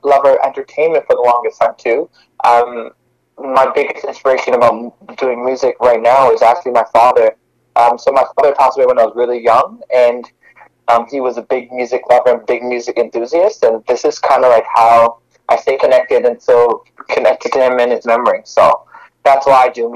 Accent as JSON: {"language": "English", "town": "Montreal", "region": "Quebec", "country": "Canada", "moved": "yes", "lives_now": "Toronto, Canada", "said": "I'm originally from Montreal, but right now I'm based in Toronto, Canada."}